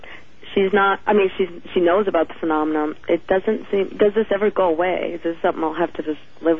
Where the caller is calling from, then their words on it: Kent, Washington, United States; I'm from Kent, Washington.